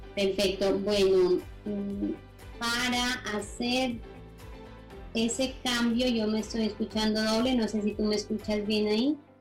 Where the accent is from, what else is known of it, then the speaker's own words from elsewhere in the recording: Nariño, Colombia; yo soy colombiana, orgullosamente nariñense